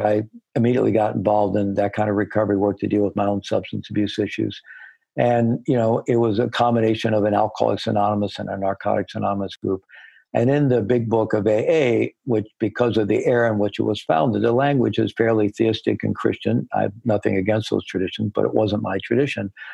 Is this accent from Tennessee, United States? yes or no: no; Missouri, United States; I was born in Missouri, the Show Me State.